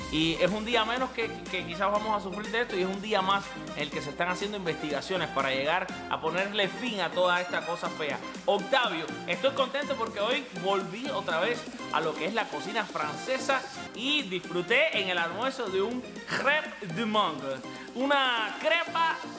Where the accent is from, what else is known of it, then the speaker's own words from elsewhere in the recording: Cuba; porque yo soy cubano